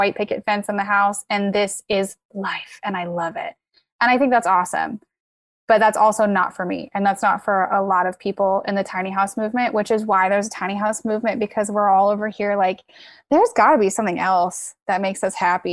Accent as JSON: {"language": "English", "region": "Midwest", "country": "United States", "tie": "born or raised there", "also_born_or_lived": "Virginia", "moved": "as an adult", "said": "I grew up in the Midwest on a farm"}